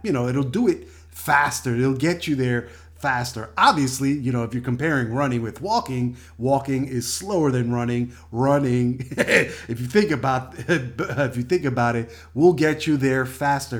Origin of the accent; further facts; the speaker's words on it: New York City, New York, United States; moved away as an adult; also born or lived in Washington, D.C.; now in California, United States; New York City, my hometown